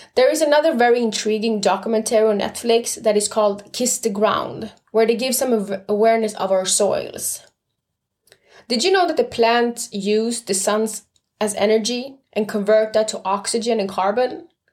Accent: Stockholm, Stockholm County, Sweden; I was brought up and born and raised in Stockholm, Sweden

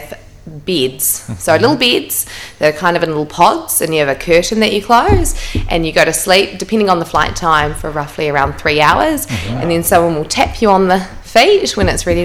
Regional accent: Auckland, New Zealand; Born and bred in Devonport.

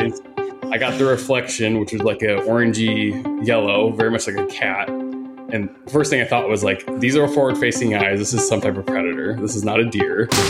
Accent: Indiana, United States; now in Phoenix, United States; I grew up in the Midwest. I'm from Indiana.

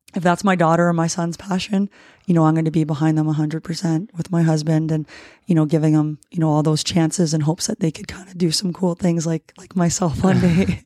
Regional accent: Ruthven, Ontario, Canada; moved away as an adult; also born or lived in Windsor, Ontario / Leamington, Ontario; now in White Rock, Canada; born and raised in, uh, Windsor, Ontario. Um, I say Windsor because if I say where I was really born and raised, people wouldn't know where that is. Um, I was actually Ruthven

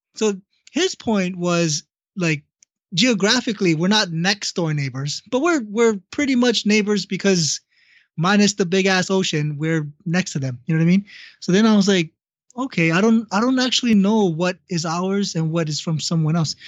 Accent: Hawaii, United States; growing up in Hawaii. That's what I did

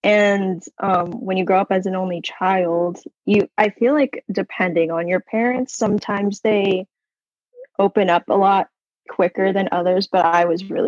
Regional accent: Virginia, United States; Yeah, so I grew up in Northern Virginia and I moved around a lot.

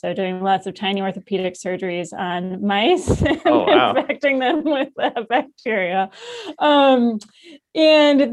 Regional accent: Madison, Wisconsin, United States; moved away as an adult; also born or lived in Princeton, New Jersey / Cincinnati, Ohio / Seattle, Washington / Boston, Massachusetts; now in Utah, United States; I grew up in Madison, Wisconsin. So the Midwest is home

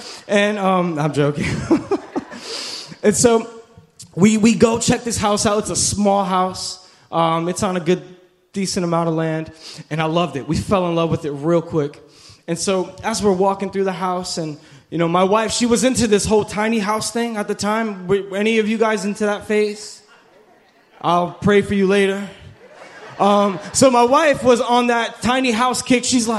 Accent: New York, United States; now in Orlando, United States; Listen, when I moved to Orlando from New York, I thought that was the country. I thought Orlando was the country.

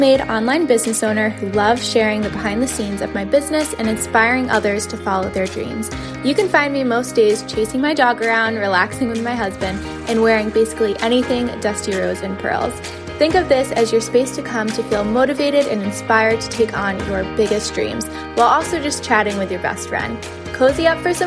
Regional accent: New England, United States; also born or lived in Rhode Island; I'm actually from New England. I live in Rhode Island

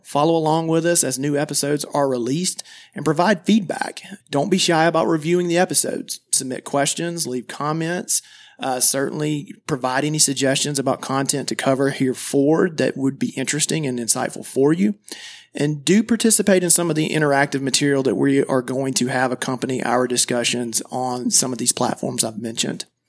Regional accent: Madison, Georgia, United States; I grew up in Madison, Georgia, which is a very small town, about thirty minutes south of Athens, Georgia

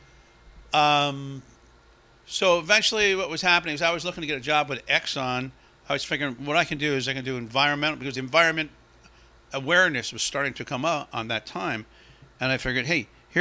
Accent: Hillside, New Jersey, United States; I lived in Hillside

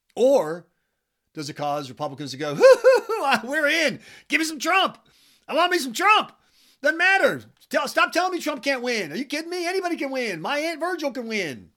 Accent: South Carolina, United States; now in New Hampshire, United States; I'm from South Carolina

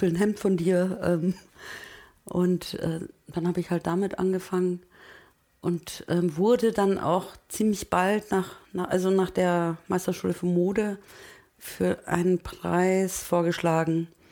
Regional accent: Munich, Bavaria, Germany; German is a second language; also born or lived in Turkey; als Münchner

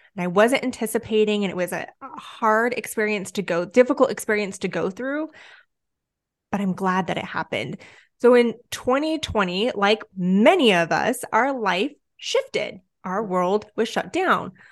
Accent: Southern California, United States; I'm born and raised in Southern California.

